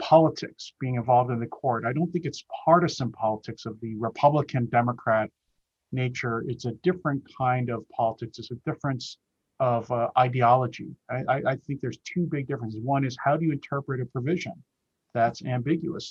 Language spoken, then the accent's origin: English; Pennsylvania, United States; I'm from Pennsylvania and I'm a member of the bar